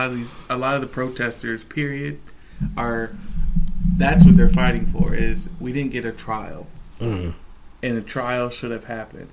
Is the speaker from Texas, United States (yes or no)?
no; Woodbridge, Virginia, United States; also born or lived in Fairfax, Virginia; My entire family, actually, we all live here in Woodbridge